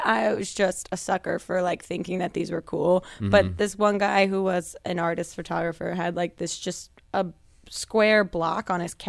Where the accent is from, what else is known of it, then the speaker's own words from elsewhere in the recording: New Jersey, United States; I'm from New Jersey.